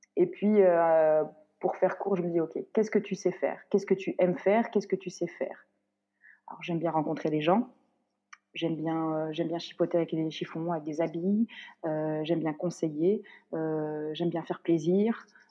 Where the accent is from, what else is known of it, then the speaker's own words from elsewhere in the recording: Morocco; moved away; je suis marocaine